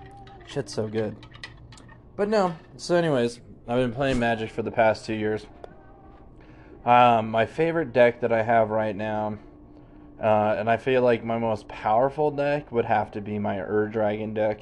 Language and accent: English; Denver, Colorado, United States; I am from Denver, Colorado. I was born and raised here. I'm a native